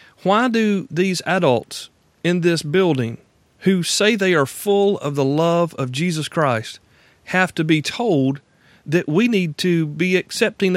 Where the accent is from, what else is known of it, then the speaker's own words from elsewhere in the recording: Deep South, United States; I'm from the Deep South, born and raised and still here